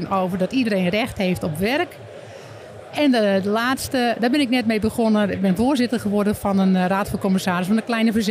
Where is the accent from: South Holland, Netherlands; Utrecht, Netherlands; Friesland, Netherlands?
Friesland, Netherlands; nou, sommige mensen kunnen het ook wel horen dat ik uit Friesland kom.